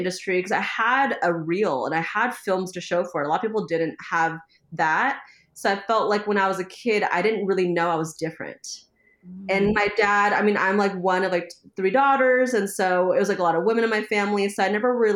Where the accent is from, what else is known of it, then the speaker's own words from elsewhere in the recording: Oakland, California, United States; I grew up in Oakland